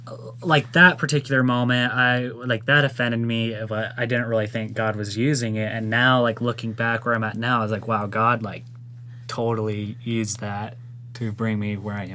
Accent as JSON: {"language": "English", "region": "Arizona", "country": "United States", "said": "I said, I'm from Arizona."}